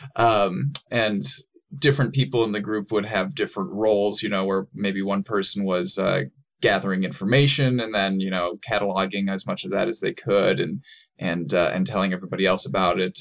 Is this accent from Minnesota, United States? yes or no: yes; Saint Paul, Minnesota, United States; physically, I'm from Saint Paul, Minnesota